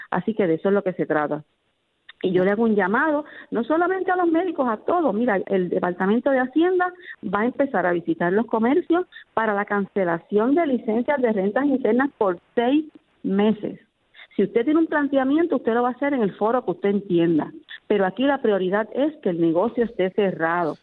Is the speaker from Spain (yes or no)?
no; Puerto Rico; nuestro Puerto Rico